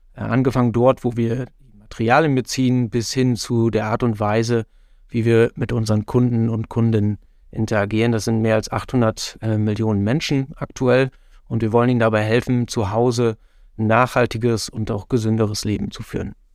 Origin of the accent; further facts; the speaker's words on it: northwest Germany, Germany; moved away as an adult; now in Netherlands; als jemand, der aus gebürtig aus Nordwestdeutschland kommt, da immer noch tief verwurzelt ist